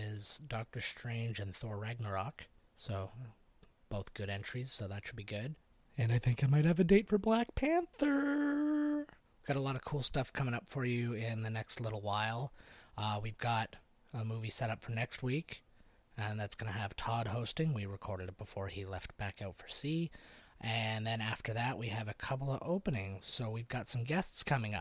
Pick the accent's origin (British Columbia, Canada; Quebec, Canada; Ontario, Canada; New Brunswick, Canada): Ontario, Canada; St. Catharines; my hometown of St. Catharines